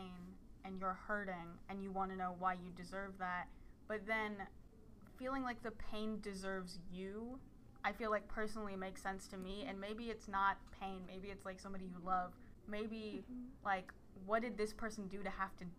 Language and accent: English; the South, United States; accent: southern; my southern accent